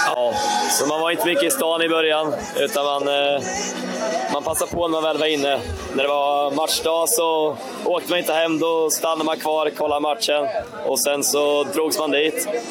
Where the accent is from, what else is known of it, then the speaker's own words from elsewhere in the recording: Bankekind, Östergötland, Sweden; Jag är uppväxt i Bankerkind sen tidigare